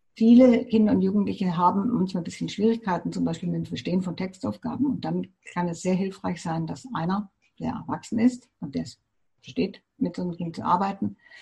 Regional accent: Germany; bei uns in Deutschland

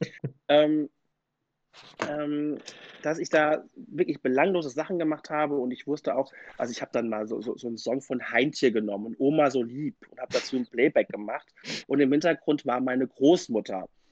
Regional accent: Mainz, Rhineland-Palatinate, Germany; ich komme aus Mainz

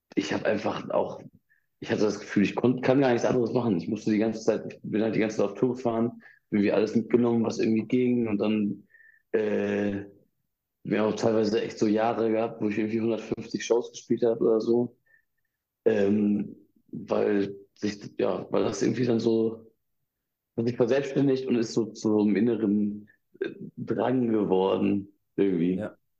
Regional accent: Ibbenbüren, North Rhine-Westphalia, Germany; ich bin in Ibbenbüren aufgewachsen

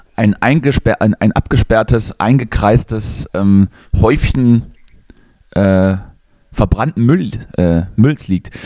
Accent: Thuringia, Germany; moved away; meinem Heimatort

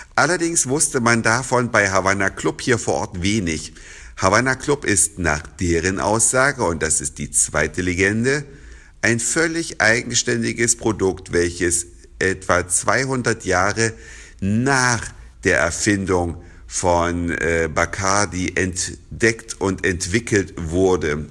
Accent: Germany; bei uns in Deutschland

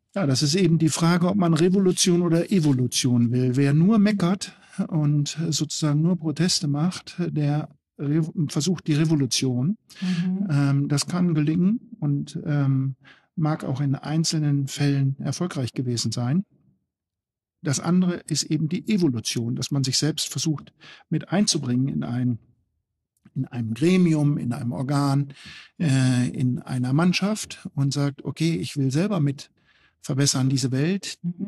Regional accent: East Frisia, Lower Saxony, Germany; now in Gera, Germany; Ich komme ja aus Ostfriesland

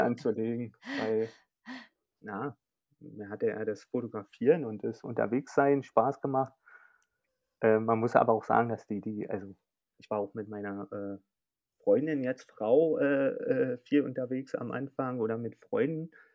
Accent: Berlin, Germany; Bin Berliner und wohne auch noch in Berlin

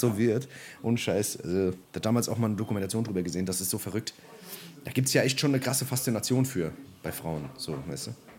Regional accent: Germany

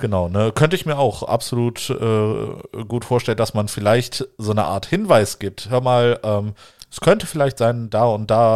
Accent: Wuppertal, North Rhine-Westphalia, Germany; da wo ich aufgewachsen bin im Wuppertal

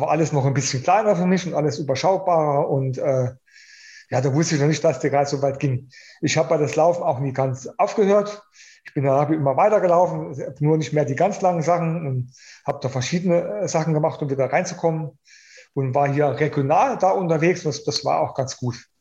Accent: Germany; hier in, bei uns in Deutschland

